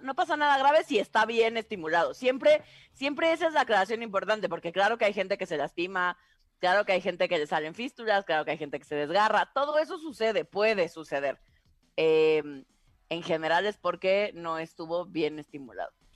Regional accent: Tabasco, Mexico; en mi pueblo, en Tabasco

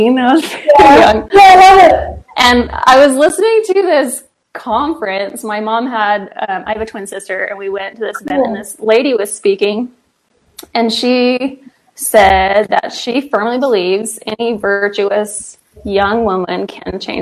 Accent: Pittsburgh, Pennsylvania, United States; moved away as an adult; also born or lived in Idaho; Born and raised in Pittsburgh, Pennsylvania, so I'm like a little East Coaster

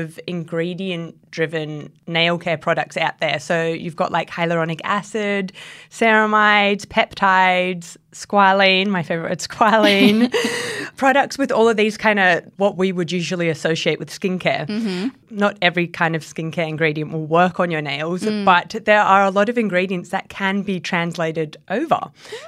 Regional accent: Australia; we're Australian

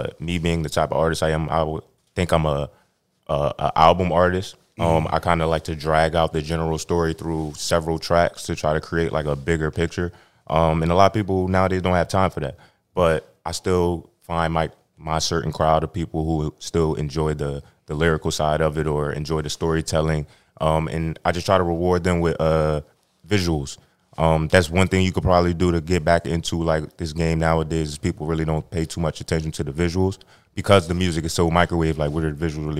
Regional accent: Camden, New Jersey, United States; growing up in Camden

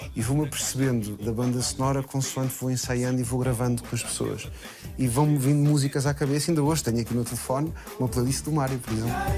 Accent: Portugal; eu nasci em Portugal

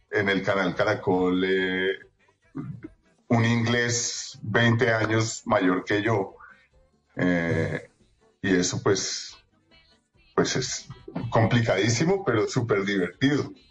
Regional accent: Colombia; yo no soy gringo, yo nací aquí en Colombia. Sí. Yo presté servicio militar aquí en Colombia. Yo, mejor dicho, soy más colombiano que el queso con bocadillo.

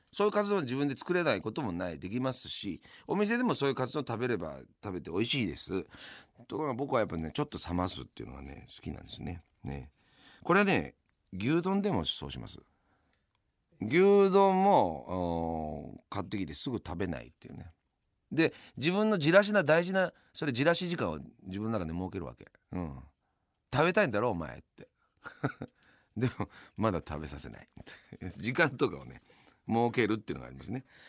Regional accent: Yamanashi, Japan; 私の地元山梨県ではですね

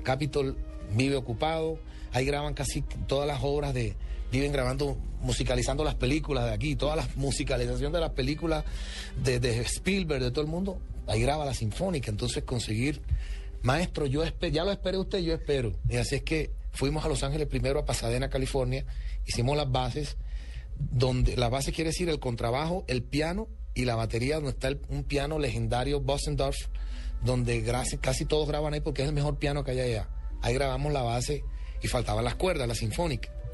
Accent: Colombia; soy el primer colombiano en la historia

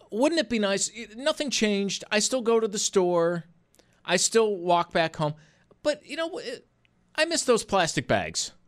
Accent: Buffalo, New York, United States; I grew up in Buffalo

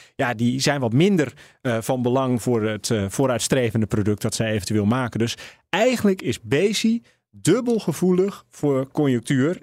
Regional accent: Netherlands; we als Nederlanders

